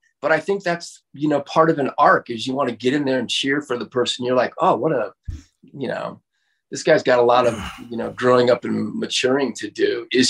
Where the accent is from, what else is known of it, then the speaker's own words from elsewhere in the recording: Santa Monica, California, United States; also born or lived in Venice, Los Angeles; I grew up in Santa Monica and Venice